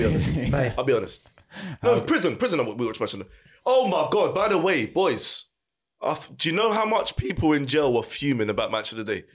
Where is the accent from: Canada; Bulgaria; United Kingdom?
United Kingdom; London; moved away as an adult; now in Essex, United Kingdom; I was brought up in Barnsbury, Cali, Islington.